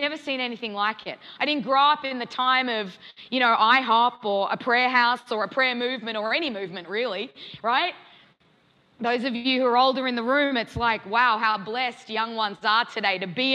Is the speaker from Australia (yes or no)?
yes; Australia; moved away as an adult; now in Kansas City, United States; I'm an Aussie to the core